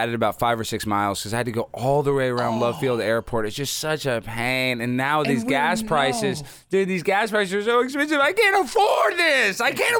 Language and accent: English; Dallas, Texas, United States; now in Los Angeles, United States; Dallas, Texas, born